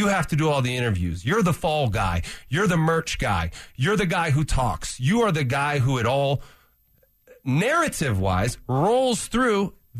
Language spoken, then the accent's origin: English; California, United States; I'm from California.